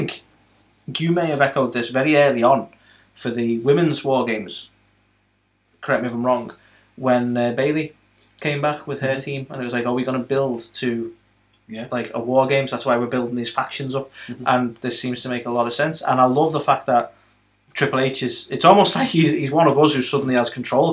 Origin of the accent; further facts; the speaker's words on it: United Kingdom; we're British